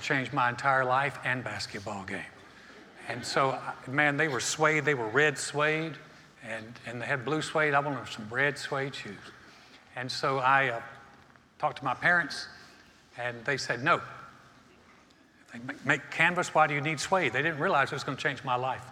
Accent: North Carolina, United States; I grew up in North Carolina, North Carolina is a basketball state.

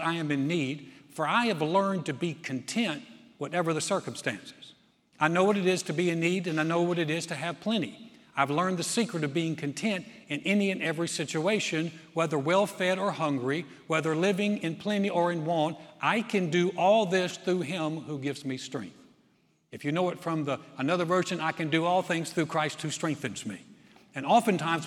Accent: North Carolina, United States; I'm from North Carolina

